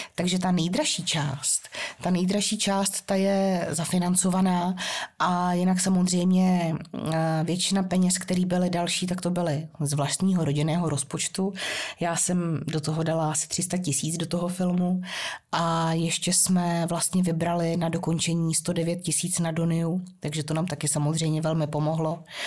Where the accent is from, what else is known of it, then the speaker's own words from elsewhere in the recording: Hradec Králové, Hradec Králové Region, Czechia; jak jsem žil z Hradce Králové a z těch východních Čech